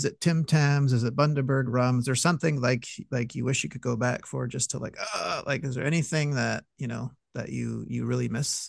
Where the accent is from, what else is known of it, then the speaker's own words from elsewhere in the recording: Quebec, Canada; because you and I are both Canadian. We're both from Quebec.